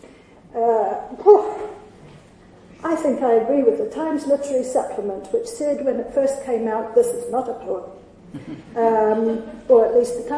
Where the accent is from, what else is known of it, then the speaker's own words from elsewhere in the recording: New Zealand; moved away; I come from New Zealand